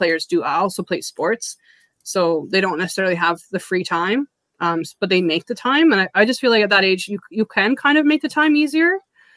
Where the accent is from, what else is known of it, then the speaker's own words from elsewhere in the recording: Canada; I'm Canadian